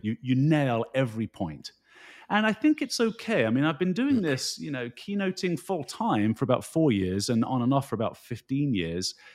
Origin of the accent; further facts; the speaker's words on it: United Kingdom; moved away as an adult; also born or lived in Rocky Mountains, Canada; now in New Jersey, United States; you can tell by my uh, accent that I grew up in the United Kingdom